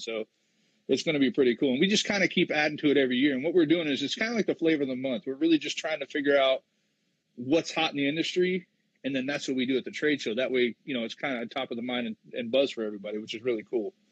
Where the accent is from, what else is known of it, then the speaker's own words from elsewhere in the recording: St. Petersburg, Florida, United States; I'm from St. Petersburg, Florida.